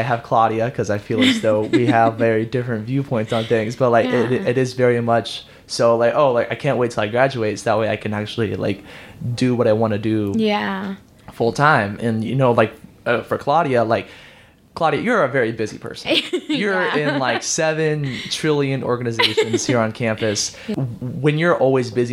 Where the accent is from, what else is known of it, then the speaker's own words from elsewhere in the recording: San Antonio, Texas, United States; now in Houston, United States; I'm born and raised in San Antonio